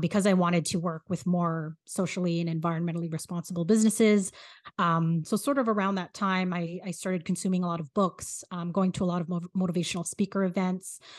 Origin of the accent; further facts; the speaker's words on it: Philippines; as a Filipino